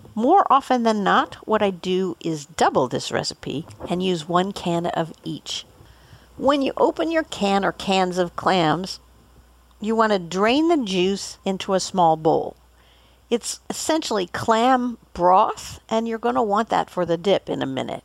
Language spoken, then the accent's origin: English; Boulder, Colorado, United States; Growing up in Boulder, we were very close to the Denver airport